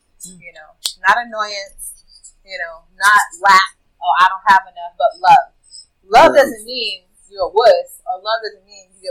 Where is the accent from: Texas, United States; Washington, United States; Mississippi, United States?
Mississippi, United States; Jackson; moved away; my hometown, Jackson, Mississippi